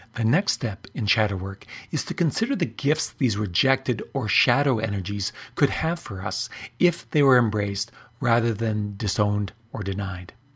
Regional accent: Canada; I'm Canadian

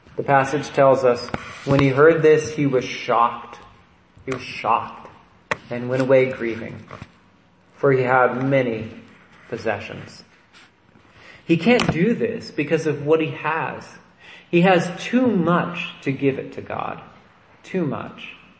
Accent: Nevada County, California, United States; growing up in Nevada County

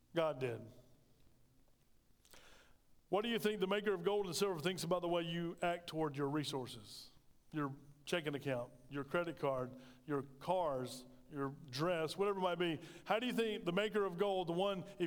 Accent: United States; we as Americans

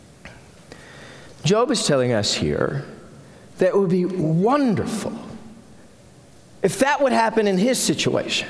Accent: Carrizo Springs, Texas, United States; When I was a kid growing up in Carrizo Springs

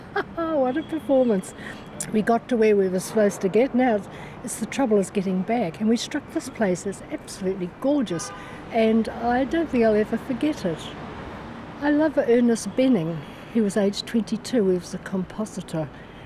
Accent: Christchurch, Canterbury, New Zealand

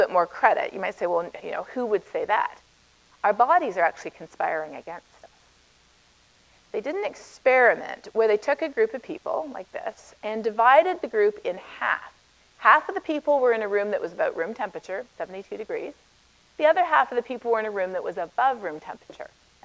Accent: Canada; accent: Canadian; moved away as an adult; now in United States; I'm Canadian originally. You can probably tell a little bit from the way I say about

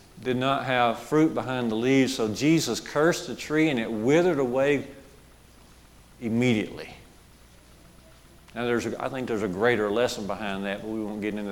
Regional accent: Jasper, Alabama, United States; growing up on Highway 5 in Jasper, in our neighborhood, little village of Barkers

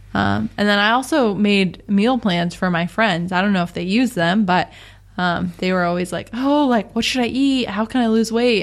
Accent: Seattle, Washington, United States; moved away as an adult; now in San Diego, United States; we're from Seattle

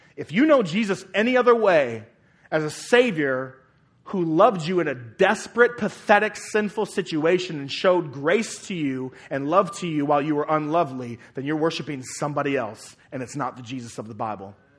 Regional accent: United States; citizens of America

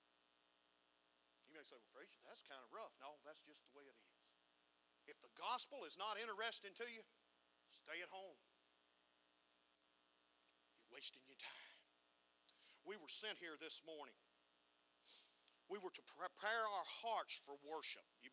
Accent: United States; being American

